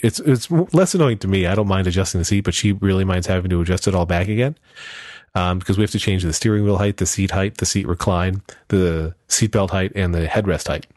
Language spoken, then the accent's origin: English; Pennsylvania, United States; I grew up in Pennsylvania